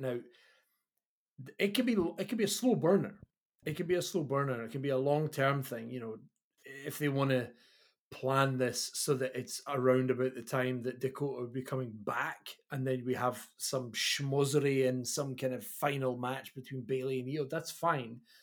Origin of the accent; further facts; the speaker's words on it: Kirkcaldy, Scotland, United Kingdom; I am the body from Kirkcaldy.